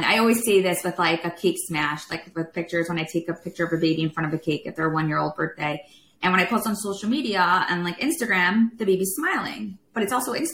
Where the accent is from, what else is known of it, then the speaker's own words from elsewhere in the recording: Chicago, Illinois, United States; moved away; we're from Chicago